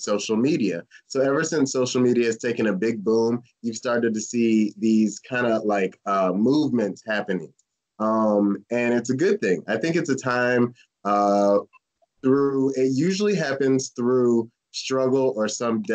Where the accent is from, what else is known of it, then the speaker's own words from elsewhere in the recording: St. Petersburg, Florida, United States; I grew up in St. Pete